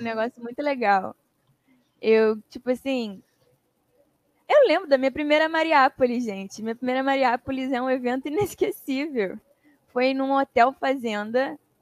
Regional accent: Governador Valadares, Minas Gerais, Brazil; moved away as an adult; now in Rio de Janeiro, Brazil; Eu sou de Minas. Eu moro no Rio há quase 12 anos, mas eu nasci em Minas, eu sou valadarense.

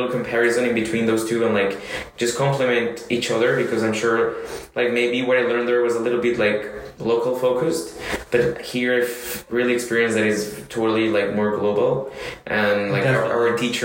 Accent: Colombia; first language Spanish; English is a second language; moved away as an adult; also born or lived in United States / China / Argentina; now in France; I come from Colombia

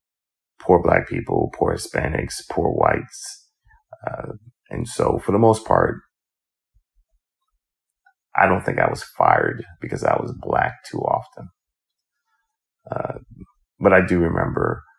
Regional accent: South Carolina, United States; moved away; also born or lived in New York; I grew up in South Carolina

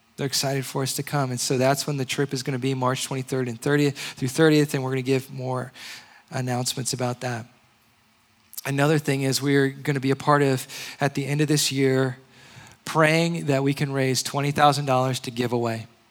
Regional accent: Hawaii, United States; also born or lived in Indianapolis, Indiana / Georgia; now in San Diego, United States; I'm originally from Hawaii. I lived in Indianapolis. And then I lived in Georgia for a short time

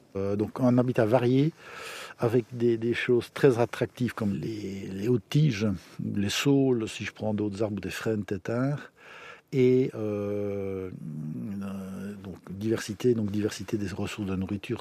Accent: village of Thé, Wallonia, Belgium; Je suis natif du village de Thé, donc un indigène, et euh, j'adore mon village

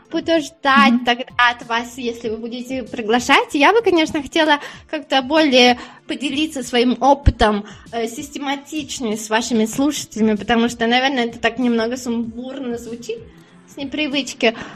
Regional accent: Siberia, Russia; moved away as an adult; also born or lived in Australia / United States; now in Spain; я из Сибири, мы все время, когда мороз, мы сидели дома

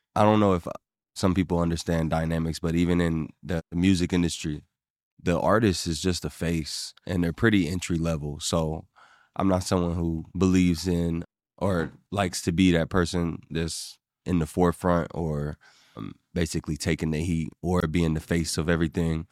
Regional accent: Ohio, United States; also born or lived in Evansville, Indiana; I was born in Indiana, raised in Ohio

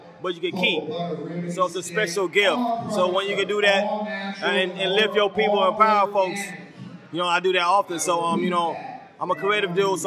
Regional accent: Charlotte, North Carolina, United States; accent: country; now in San Diego, United States; I'm from Charlotte, North Carolina

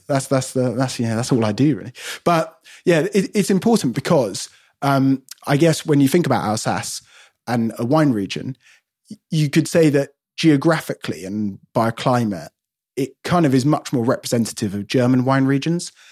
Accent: London, United Kingdom; I'm born and bred in London

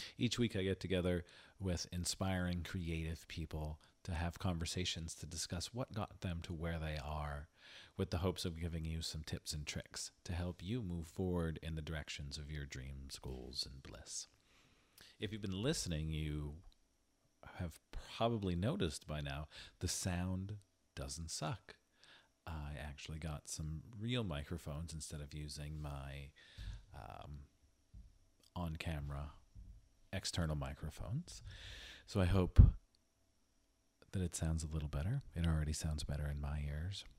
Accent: Hazleton, Pennsylvania, United States; growing up in Hazleton

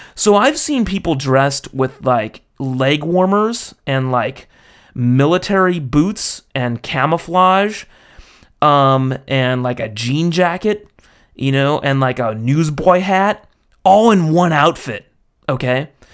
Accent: United States; as an American

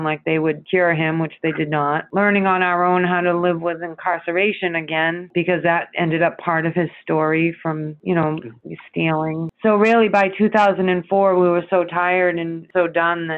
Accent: Randolph, Massachusetts, United States; moved away; I grew up in Randolph, 20 minutes south of Boston

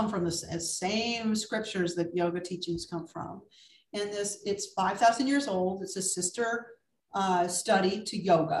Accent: Ohio, United States; moved away as an adult; also born or lived in Chicago; now in New York City, United States; I grew up in Ohio

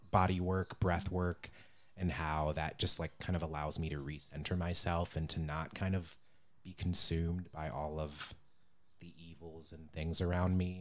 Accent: Cleveland, Ohio, United States; growing up in Cleveland

